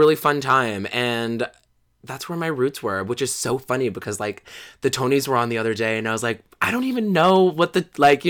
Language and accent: English; Brooklyn, New York, United States; I'm from Brooklyn, New York, originally. Yeah, born and raised.